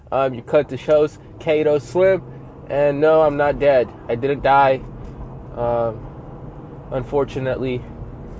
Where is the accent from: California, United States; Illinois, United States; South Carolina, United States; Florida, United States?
California, United States; Southern; I'm from Cali, from the SoCal area